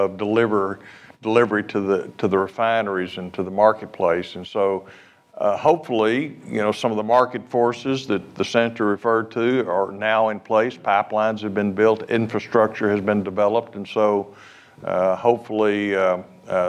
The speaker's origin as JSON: {"language": "English", "area": "Permian Basin", "region": "Texas", "country": "United States", "said": "I'm from the Permian Basin region"}